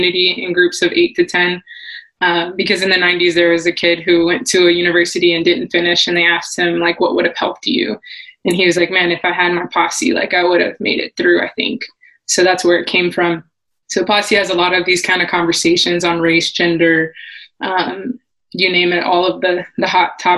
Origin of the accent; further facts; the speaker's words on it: Miami, Florida, United States; moved away; I'm originally from Miami